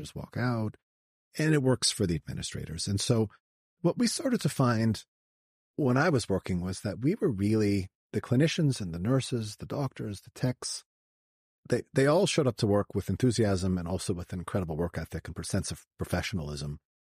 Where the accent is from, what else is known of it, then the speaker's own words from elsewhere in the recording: Canada; I grew up in uh, Canada. I was a Canadian kid